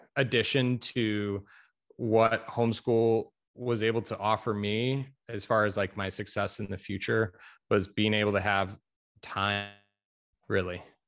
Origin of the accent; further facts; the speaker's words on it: Chicago suburbs, Illinois, United States; moved away as an adult; now in Greensboro, United States; I am from the Chicago suburbs in Illinois